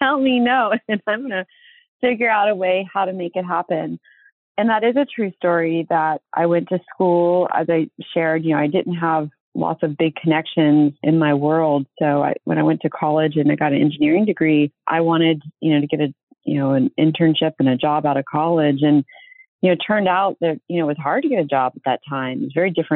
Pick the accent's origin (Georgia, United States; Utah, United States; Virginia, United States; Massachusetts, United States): Virginia, United States; now in California, United States; I was raised in Virginia